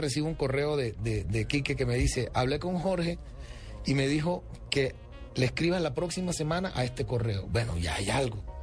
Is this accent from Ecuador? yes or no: no; Colombia; first language Spanish; soy el primer colombiano en la historia